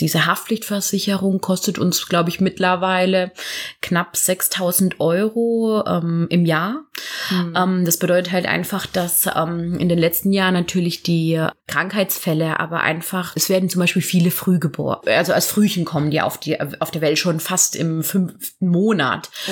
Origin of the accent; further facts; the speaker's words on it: near Karlsruhe, Baden-Württemberg, Germany; moved away as an adult; now in Cologne, Germany; komme ursprünglich aus Süddeutschland. Genau aus der Nähe von Karlsruhe